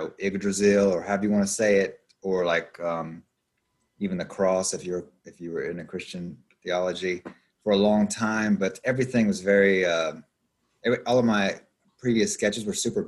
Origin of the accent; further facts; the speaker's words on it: Appalachian Mountains, United States; moved away as an adult; I'm basically from the Appalachian Mountains, and I moved here when I was 20, and I'm 37 now